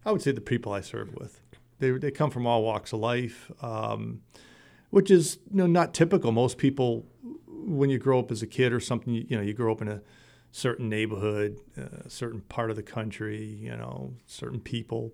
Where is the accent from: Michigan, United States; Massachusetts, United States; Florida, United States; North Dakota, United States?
Massachusetts, United States; Middleborough; I joined, uh, the American Legion in my hometown of, uh, Middleborough